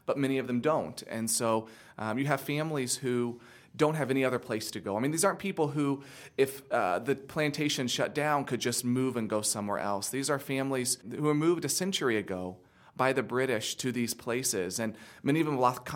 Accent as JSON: {"language": "English", "country": "United States", "said": "as an American in the United States"}